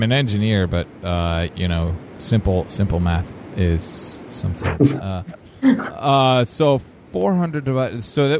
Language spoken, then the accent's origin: English; New Milford, Connecticut, United States; I was born in Connecticut